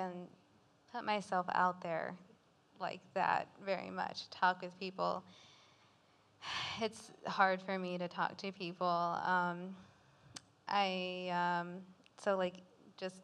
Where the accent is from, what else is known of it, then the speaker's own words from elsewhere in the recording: Fuquay-Varina, North Carolina, United States; I grew up in Fuquay, elementary, middle, and high school, so I've lived here all my life